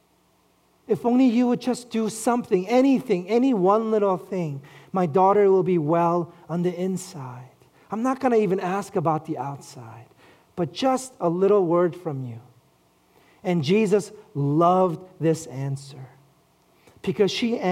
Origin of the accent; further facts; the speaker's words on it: New York City, New York, United States; I grew up in Flushing, Queens